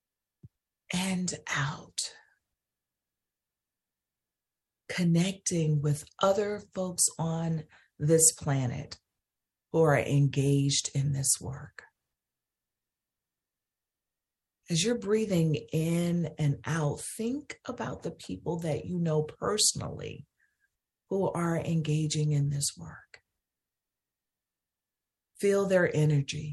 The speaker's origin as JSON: {"language": "English", "town": "Holly Springs", "region": "Mississippi", "country": "United States", "tie": "born or raised there", "said": "my hometown in Holly Springs, Mississippi"}